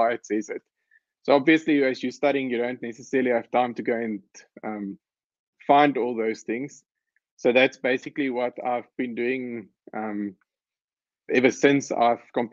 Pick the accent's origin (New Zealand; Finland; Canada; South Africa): South Africa; Pretoria, Gauteng; So I grew up in Pretoria. I went to school in Pretoria